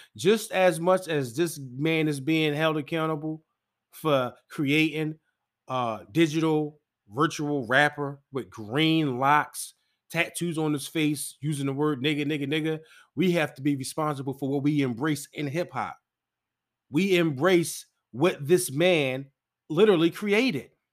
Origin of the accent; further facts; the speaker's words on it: Philadelphia, Pennsylvania, United States; I'm from Philly